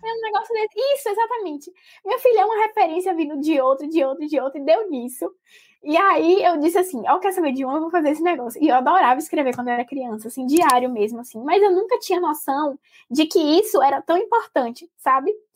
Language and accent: Portuguese; Salvador, Bahia, Brazil; moved away as an adult; also born or lived in Minas Gerais; sou de Salvador, mas estou me mudando agora para Minas